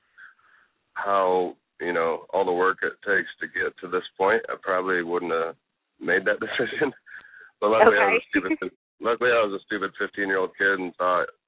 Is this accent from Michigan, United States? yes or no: no; a small town in Northern Indiana, United States; moved away; I grew up in a town of, I think it was 1,500 people